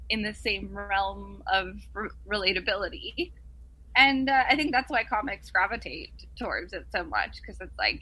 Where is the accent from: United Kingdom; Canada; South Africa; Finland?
Canada; Ottawa, Ontario; also born or lived in Montreal; I was born in Montreal and then went to school in Ottawa